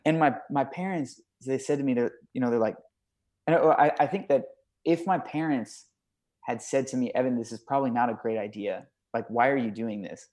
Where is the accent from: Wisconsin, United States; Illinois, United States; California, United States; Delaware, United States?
California, United States; Thousand Oaks; growing up in, in California